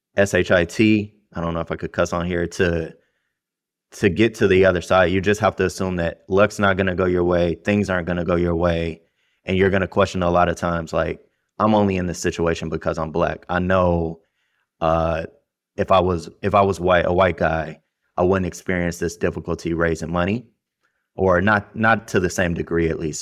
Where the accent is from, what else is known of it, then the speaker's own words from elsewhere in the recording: Detroit, Michigan, United States; I grew up in Detroit. I went to the worst school system in the country, Detroit Public Schools.